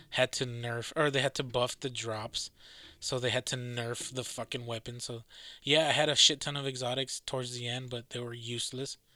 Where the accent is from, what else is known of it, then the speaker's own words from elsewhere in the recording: Massachusetts, United States; accent: Boston; My fucking Boston accent.